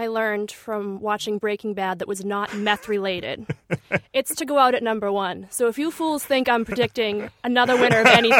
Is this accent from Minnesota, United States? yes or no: no; Boston, Massachusetts, United States; accent: South Boston; I'm from Southie